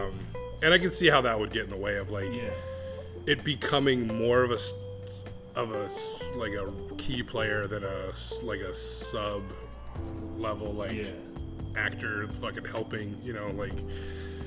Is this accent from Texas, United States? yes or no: no; California, United States; moved away as an adult; also born or lived in Mexico; now in Hawaii, United States; I'm from California